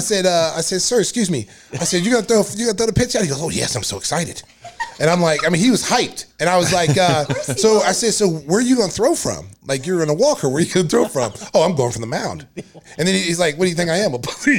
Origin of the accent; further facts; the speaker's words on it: Lawton, Oklahoma, United States; moved away; also born or lived in Chicago; being born and raised in Lawton, Oklahoma, we took pride about coming to the state school.